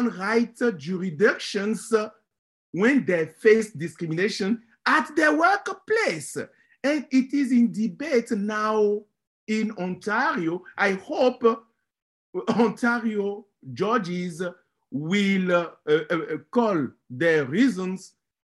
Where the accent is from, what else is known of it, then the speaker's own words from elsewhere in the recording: Benin; moved away; I am from Benin